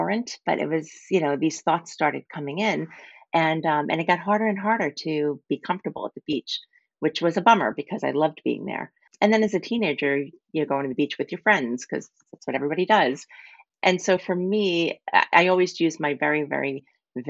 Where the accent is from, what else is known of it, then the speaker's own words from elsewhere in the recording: Long Island, New York, United States; I grew up on Long Island. I grew up right near the beach